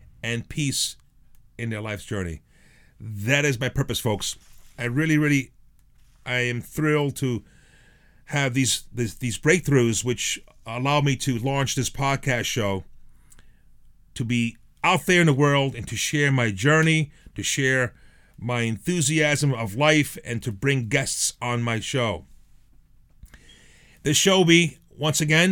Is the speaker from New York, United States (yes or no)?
yes; New York City, New York, United States; also born or lived in Frosinone, Italy; now in Long Island, United States; Came to the United States as a little boy. Was raised in the Bronx, in a very, very Italian section in the Bronx, the Belmont section of the Bronx, Arthur Avenue, 187th Street